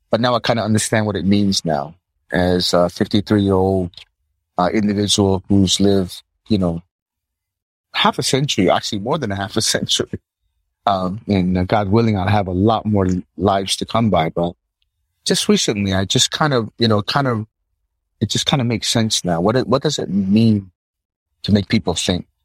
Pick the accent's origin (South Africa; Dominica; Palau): Palau; born there; also born or lived in United States; I was born in Palau, living in the West Coast, living in the East Coast of the US, come back to Palau.